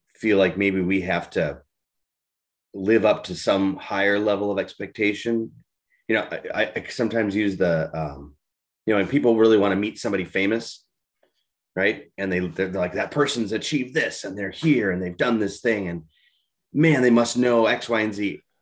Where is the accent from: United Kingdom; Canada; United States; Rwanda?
United States; Minnesota; being a Minnesotan